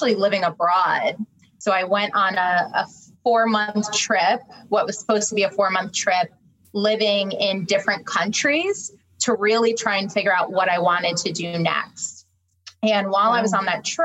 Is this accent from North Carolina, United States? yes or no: no; New Jersey, United States; moved away as an adult; also born or lived in New York; now in Raleigh, United States; I am a Jersey girl at heart. So I moved down here from New York. So very much a New York, New Jersey girl at my core.